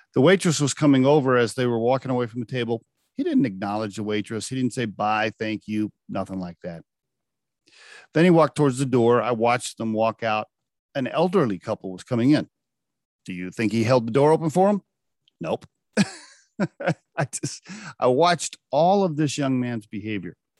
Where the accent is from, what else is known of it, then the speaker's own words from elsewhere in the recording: Oklahoma, United States; I grew up in Oklahoma